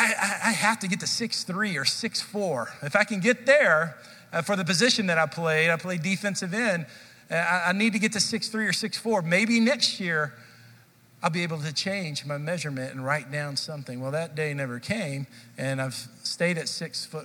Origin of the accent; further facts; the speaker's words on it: Dallas, Texas, United States; I grew up in Dallas